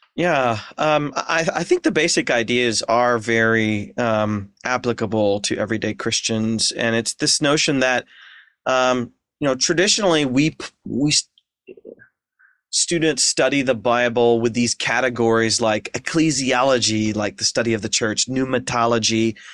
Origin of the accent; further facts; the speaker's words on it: Ashland, Ohio, United States; moved away as an adult; also born or lived in Seattle / Philadelphia / Portland; Ashland, Ohio, my hometown